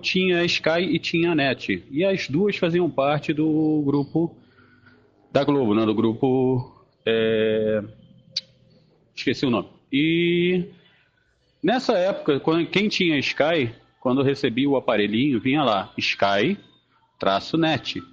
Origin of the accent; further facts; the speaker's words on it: Rio de Janeiro, Brazil; moved away as an adult; now in Teresópolis, Brazil; eu sou tijucano, nascido e criado no Rio de Janeiro, hoje moro em Teresópolis